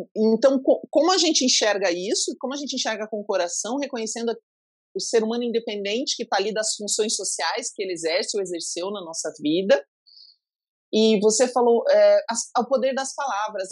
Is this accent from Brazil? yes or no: yes; Pato Branco, Paraná, Brazil; Eu sou de Pato Branco